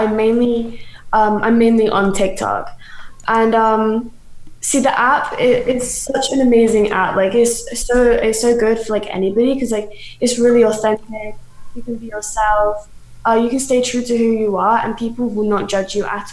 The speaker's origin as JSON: {"language": "English", "country": "United Kingdom", "moved": "yes", "lives_now": "Canada", "said": "I'm British, but I live in Canada now."}